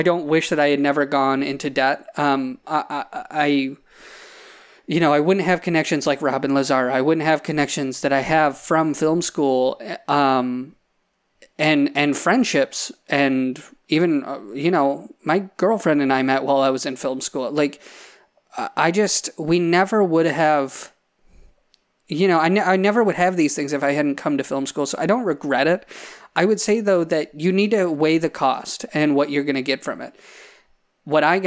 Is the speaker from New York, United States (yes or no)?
yes; Salamanca, New York, United States; I grew up in Salamaca in Cattaraugus County, couldn't be farther away from Hollywood